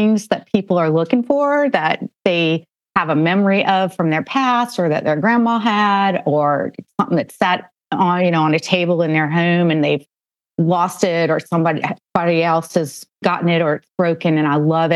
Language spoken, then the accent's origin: English; Northern Virginia, United States; I grew up in Northern Virginia